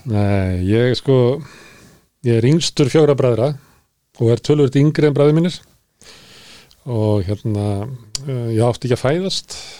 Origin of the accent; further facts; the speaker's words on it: Reykjavík, Capital Region, Iceland; also born or lived in Ísafjörður; þegar við fluttum upp í Breitholt